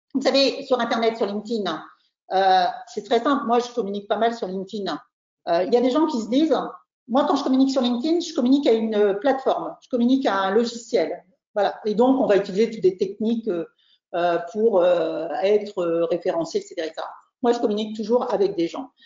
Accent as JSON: {"language": "French", "country": "France", "said": "On est trois Français là, Pablo, Roland et moi"}